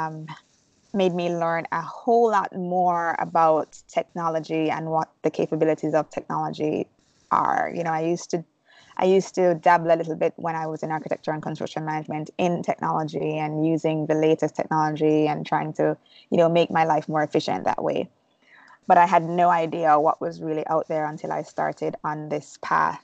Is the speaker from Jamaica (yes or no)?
yes; Jamaica; moved away as an adult; now in United States; I'm originally from Jamaica. I was born and raised, and I moved to the States legally to work and go to school.